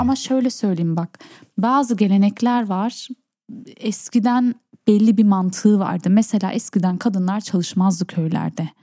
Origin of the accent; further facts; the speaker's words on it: Berlin, Germany; also born or lived in Urfa; Ben Berlin vatandaşıyım. Ben Berlin'de doğdum.